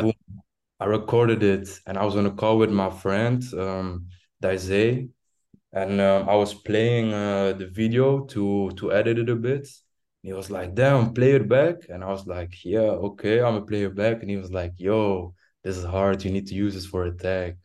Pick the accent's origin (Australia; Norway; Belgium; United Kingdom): Belgium; I'm from Belgium. Um, from a small town, um, like a small, yeah, small town